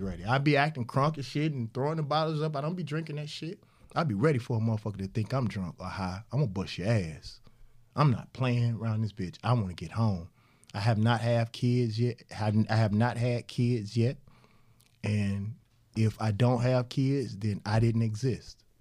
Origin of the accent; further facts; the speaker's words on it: Mississippi, United States; also born or lived in Atlanta; I'm from Mississippi